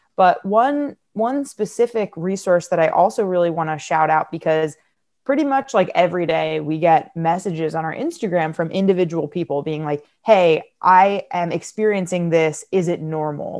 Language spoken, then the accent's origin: English; United States; I'm American